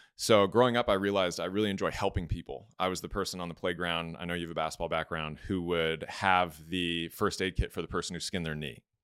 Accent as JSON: {"language": "English", "town": "Los Angeles", "region": "California", "country": "United States", "tie": "born or raised there", "also_born_or_lived": "Georgia", "moved": "as an adult", "said": "growing up in Los Angeles"}